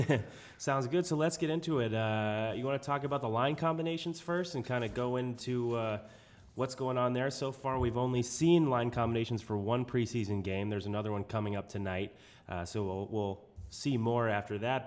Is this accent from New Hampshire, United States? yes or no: yes; New Hampshire, United States; accent: New Hampshire; my New Hampshire accent